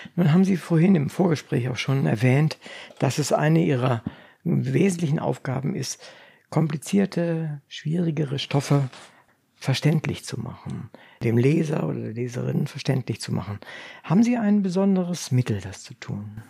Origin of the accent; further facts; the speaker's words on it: Braunschweig, Lower Saxony, Germany; also born or lived in Wolfenbüttel; Wir kommen aus Braunschweig, Wolfenbüttel, Braunschweig.